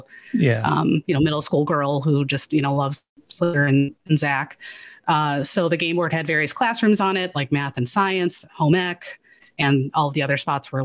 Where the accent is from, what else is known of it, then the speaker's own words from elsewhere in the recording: outside of Chicago, Illinois, United States; now in Maine, United States; I grew up in outside of Chicago, which is, you know, like freezing half the year, much like Maine where I live now